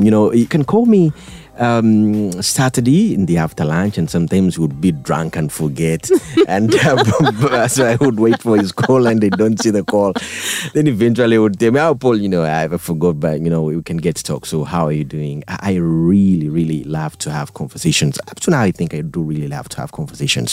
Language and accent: English; Fort Portal, Western Region, Uganda; I was born from Fort Portal